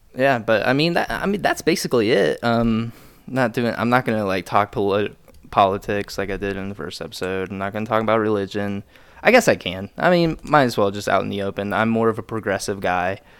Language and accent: English; Lewisburg, Ohio, United States; also born or lived in Dayton, Ohio; grew up in Lewisburg, Ohio